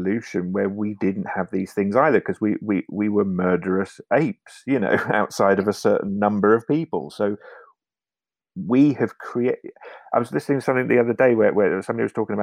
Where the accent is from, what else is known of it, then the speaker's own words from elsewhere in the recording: United Kingdom; moved away as an adult; now in Norway; I went through a period of being more British than I'd ever been in the UK